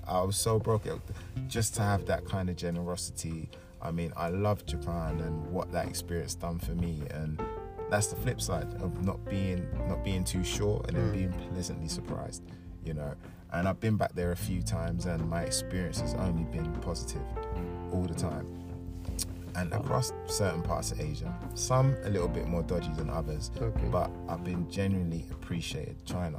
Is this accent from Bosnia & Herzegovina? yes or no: no; Jamaica; But I said, oh, I'm Jamaican.